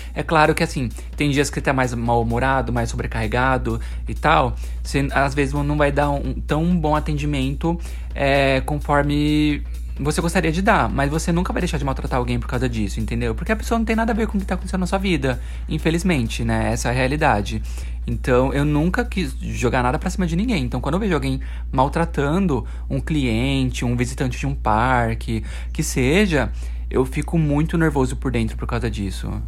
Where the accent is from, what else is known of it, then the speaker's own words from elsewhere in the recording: Osasco, São Paulo, Brazil; É da minha terra natal